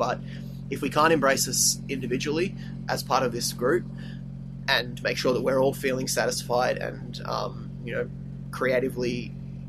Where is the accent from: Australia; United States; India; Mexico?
Australia; as an Australian band